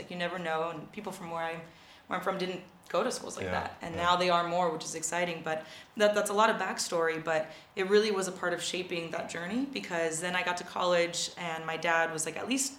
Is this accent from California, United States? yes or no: yes; Oxnard, California, United States; moved away; also born or lived in France; I grew up in Oxnard, California. That's where I'm from